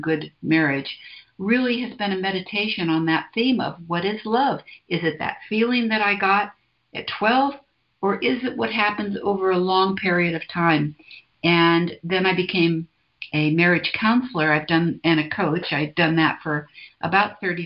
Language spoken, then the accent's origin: English; San Francisco, California, United States; I was born in San Francisco, 1944. So I've been around a while, and I came sort of into my, I don't know if it was growing up, but I sort of came of age in the 60s in San Francisco.